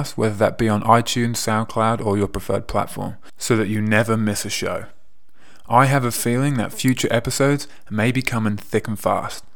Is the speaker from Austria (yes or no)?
no; England, United Kingdom; moved away as an adult; also born or lived in America / Canada / Scotland / Australia; now in Milan, Italy; If you haven't already guessed from my accent, I am from England.